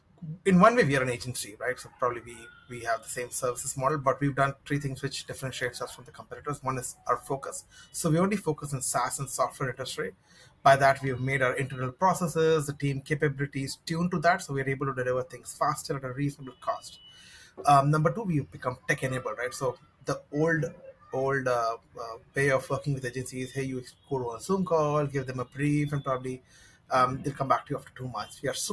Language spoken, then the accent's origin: English; Mumbai, Maharashtra, India; So I'm based in Mumbai, India, and probably grew in different cities in Mumbai